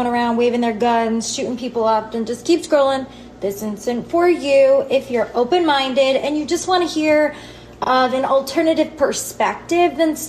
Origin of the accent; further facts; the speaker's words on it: New York City, New York, United States; moved away; I am born and raised in New York City.